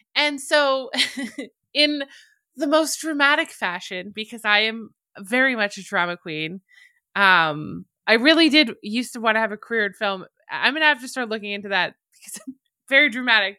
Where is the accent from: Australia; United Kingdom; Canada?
Canada; Alberta; accent: Canadian; I'm Canadian. I come from the very beautiful, very like Western looking province of Alberta